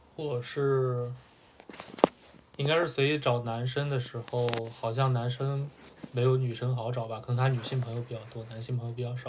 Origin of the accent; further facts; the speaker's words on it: Gansu, China; 我是西北人。